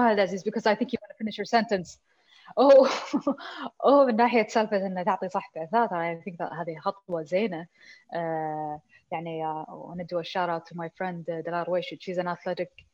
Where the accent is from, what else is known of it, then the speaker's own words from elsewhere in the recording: Kuwait; عندنا بالكويت